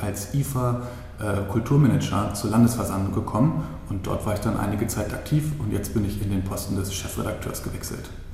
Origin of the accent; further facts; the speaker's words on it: Hanover, Lower Saxony, Germany; moved away as an adult; also born or lived in Bremen; now in Czech Republic; bin ursprünglich aus Hannover